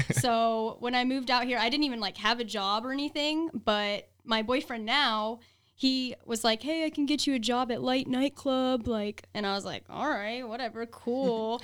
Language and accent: English; Columbus, Ohio, United States; moved away as an adult; now in Las Vegas, United States; I was born and raised in Columbus, Ohio